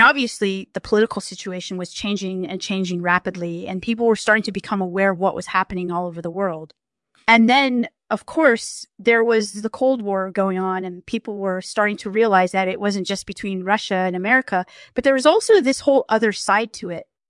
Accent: Hungary; I grew up in Hungary before the wall came down

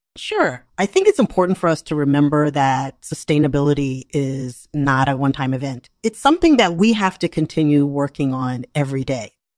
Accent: Massachusetts, United States; now in Portland, United States; I'm originally from Massachusetts, and I currently live in Portland, Oregon

